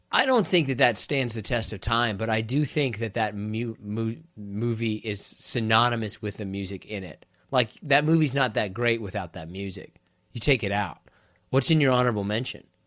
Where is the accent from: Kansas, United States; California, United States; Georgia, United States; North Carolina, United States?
Kansas, United States; I'm from Kansas